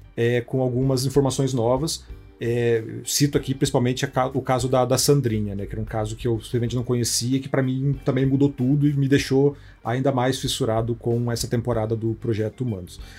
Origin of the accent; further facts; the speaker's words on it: a town neighbouring Guaratuba, coast of Paraná, Brazil; Eu sou do litoral do Paraná, né? De uma cidade vizinha aqui a Guaratuba. Então eu cresci na época também aí dos casos